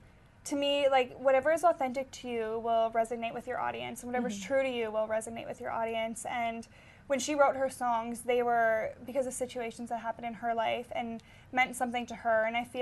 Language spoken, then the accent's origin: English; Winnipegosis, Manitoba, Canada; My hometown is Winnipegosis, Manitoba, and it is about 4.5 hours north of here.